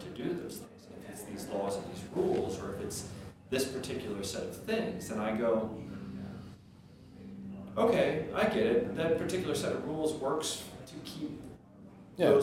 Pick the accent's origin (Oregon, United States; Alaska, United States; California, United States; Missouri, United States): Missouri, United States; St. Louis; also born or lived in New Orleans / Ohio / Indiana; most of my time was raised right here in West County